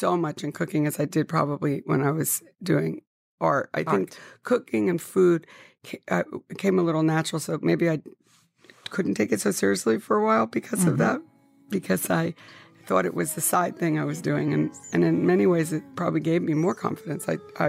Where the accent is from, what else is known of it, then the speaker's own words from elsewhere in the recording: Paterson, New Jersey, United States; I was born in Patterson.